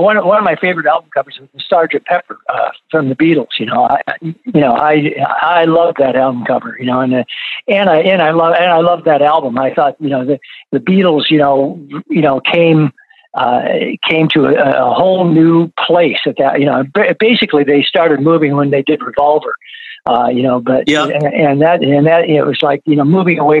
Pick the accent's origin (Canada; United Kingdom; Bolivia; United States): United States; Flint, Michigan; You know, I just totally, you know, for me growing up in Flint, you know, R&B was it, right.